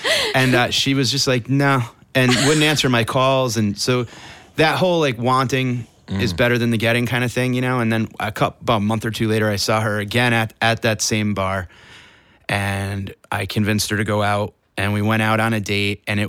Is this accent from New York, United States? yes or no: no; Connecticut, United States